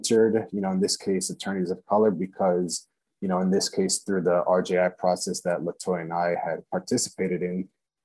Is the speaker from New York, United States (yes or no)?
yes; Long Island, New York, United States; born and raised in Long Island, New York, to immigrant parents from Guatemala